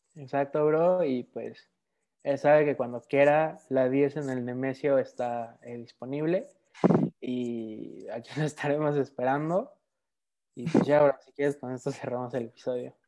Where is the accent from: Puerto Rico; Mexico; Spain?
Mexico; también obviamente soy mexicano